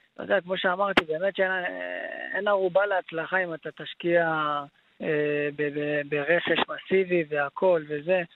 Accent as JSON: {"language": "Hebrew", "town": "Haifa", "region": "Haifa District", "country": "Israel", "tie": "born or raised there", "said": "כמעט בכל מקום אני אומר שחיפה זה, זה, זה, זה בית בשבילי. גדלתי שם"}